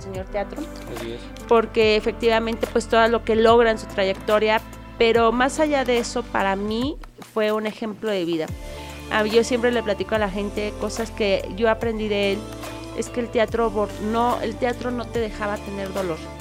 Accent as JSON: {"language": "Spanish", "region": "Querétaro", "country": "Mexico", "said": "Yo soy queretana"}